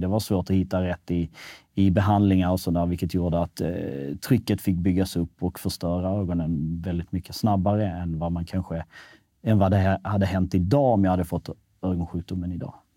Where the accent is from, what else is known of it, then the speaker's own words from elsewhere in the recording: Malmö, Skåne, Sweden; also born or lived in Kosovo / Norrköping / Kisa / Stockholm; till Rosengård i Malmö. Och, egentligen landade ganska fint där